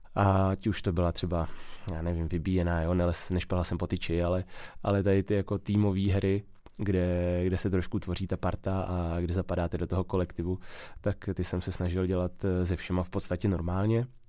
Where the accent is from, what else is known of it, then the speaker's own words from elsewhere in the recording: České Budějovice, South Bohemian Region, Czechia; v Českých Budějovicích, odkud pocházím